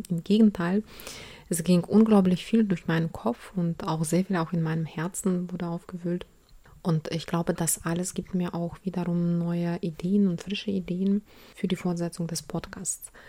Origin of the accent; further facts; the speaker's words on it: Ukraine; Krieg in der Ukraine, weil ich selbst ursprünglich aus der Ukraine komme. Insofern geht es hier um meine Heimat und mein Herz blutet jeden Tag wegen aller Gräueltaten, die da momentan passieren.